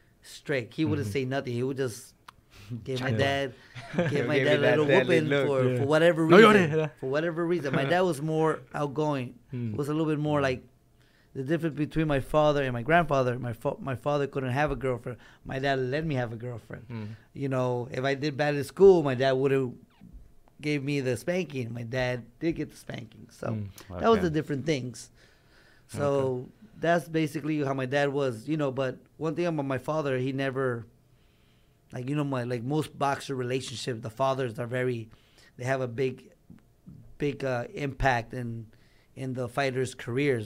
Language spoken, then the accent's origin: English; Los Angeles, California, United States; I was born in East LA. But raised in the Valley most of my life